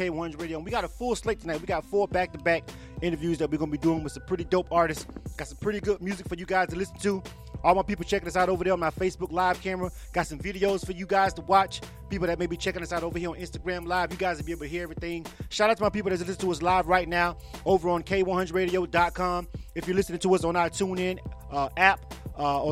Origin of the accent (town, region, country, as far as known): Panama City, Florida, United States; born or raised there; now in Atlanta, United States